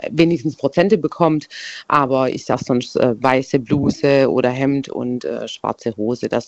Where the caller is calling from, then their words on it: Baden-Württemberg, Germany; Stuttgarter Raum.